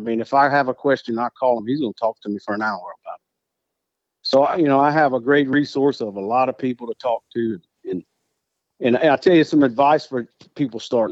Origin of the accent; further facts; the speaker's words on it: Breaux Bridge, Louisiana, United States; I grew up in Brobridge, Louisiana, South Louisiana boy, born and raised